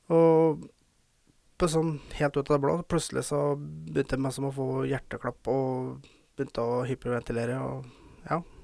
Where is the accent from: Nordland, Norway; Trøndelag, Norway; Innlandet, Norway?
Trøndelag, Norway; Verdal; jeg føler jeg må ta det på dialekt. For jeg er fra Verdalen